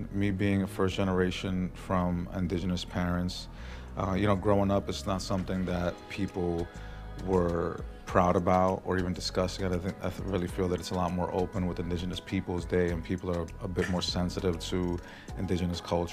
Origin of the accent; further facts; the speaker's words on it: New York City, New York, United States; now in Florida, United States; born and raised in Brooklyn, New York